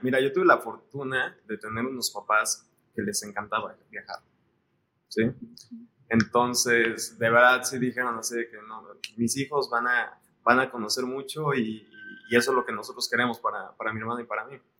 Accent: Mexico City, Mexico; born or raised there; moved away as an adult; also born or lived in Colima, Mexico / London, United Kingdom

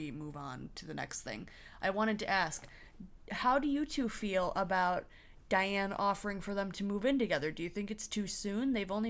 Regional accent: Michigan, United States; moved away as an adult; also born or lived in Lansing, Michigan / Illinois; I was going to college out of state because I'm from Michigan. I was going to college in Illinois.

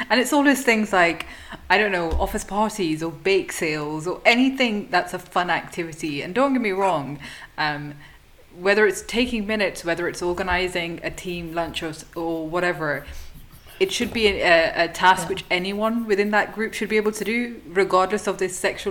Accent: the north of England, United Kingdom; now in London, United Kingdom; originally from the north, moved to London.

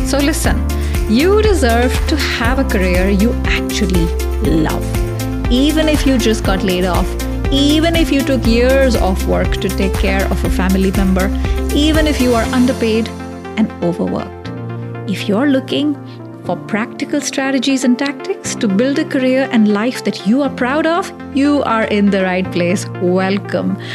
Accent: India; we're both Indian, but we don't speak the same language.

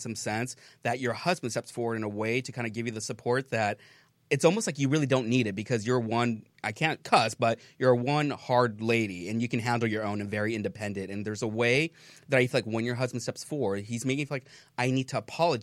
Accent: Hacienda Heights, California, United States; I was born in Hacienda Heights, which is 626

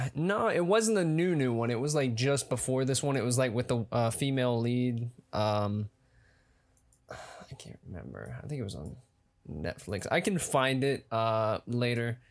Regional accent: Atlanta, Georgia, United States; I'm an actor from Atlanta, Georgia.

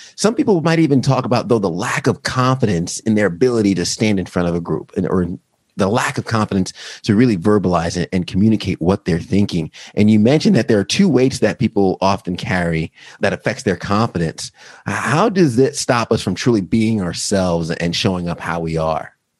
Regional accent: Long Island, New York, United States; I'm from New York. I grew up in, Long Island.

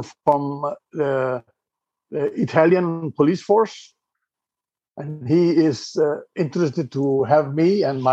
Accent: Iceland; I'm originally from Iceland.

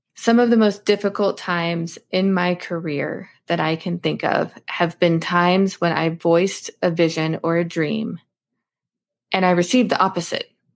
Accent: Alaska, United States; I grew up in Alaska

